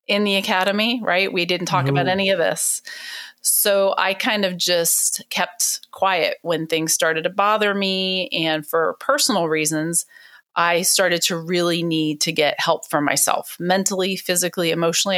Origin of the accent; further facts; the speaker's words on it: East Coast, United States; moved away; also born or lived in Miami, Florida; I'm originally from the East Coast